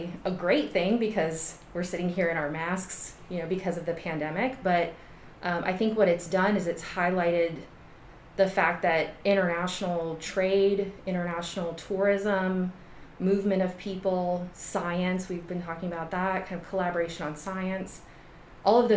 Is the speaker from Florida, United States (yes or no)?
yes; Florida, United States; now in Georgia, United States; I grew up in Florida